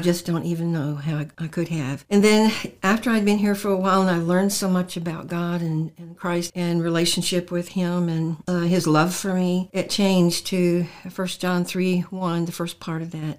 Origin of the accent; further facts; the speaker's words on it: Portsmouth, Virginia, United States; also born or lived in Salem, Virginia; I was born in Portsmouth, Virginia. I lived in Portsmouth, Virginia um, when I was a very young little girl